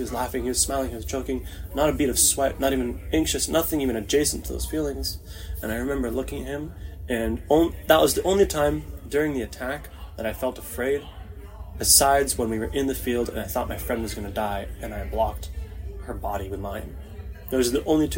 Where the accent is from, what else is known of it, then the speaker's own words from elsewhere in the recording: Toronto, Ontario, Canada; moved away as an adult; now in Israel; I grew up in Etobicoke, Queensway and Royal York in the late 90s, early 2000s